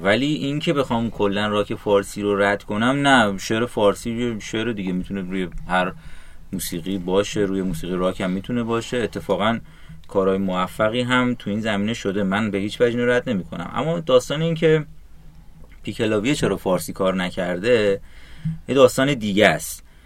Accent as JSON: {"language": "Persian", "country": "Iran", "said": "ما چون ایرانی هستیم"}